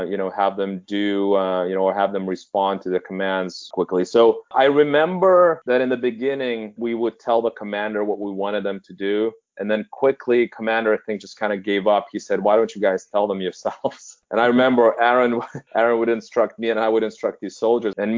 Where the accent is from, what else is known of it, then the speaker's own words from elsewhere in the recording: Vilnius, Lithuania; moved away; I'm from Lithuania, so naturally I think I haven't lived in Lithuania